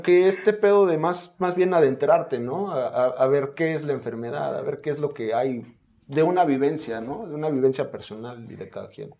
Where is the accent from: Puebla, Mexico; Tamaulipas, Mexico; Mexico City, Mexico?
Mexico City, Mexico; soy de la colonia Esperanza, allá por el centro de, la Ciudad de México